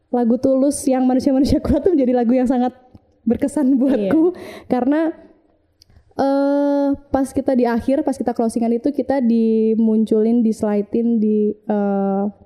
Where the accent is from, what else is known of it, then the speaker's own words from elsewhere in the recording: Kediri, East Java, Indonesia; Kalau aku kan dari Kediri.